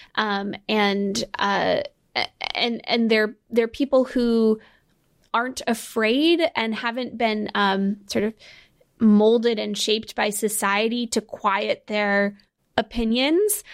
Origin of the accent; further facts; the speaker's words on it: Connecticut, United States; I'm from Connecticut